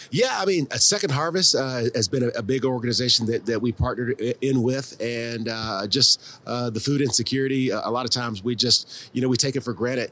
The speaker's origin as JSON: {"language": "English", "town": "Columbia", "region": "South Carolina", "country": "United States", "also_born_or_lived": "Florida / Baltimore", "moved": "as an adult", "said": "I'm originally from Columbia, South Carolina"}